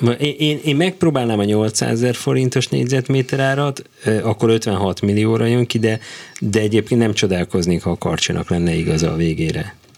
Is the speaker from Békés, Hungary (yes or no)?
no; Budapest, Hungary; Káposztás megyeren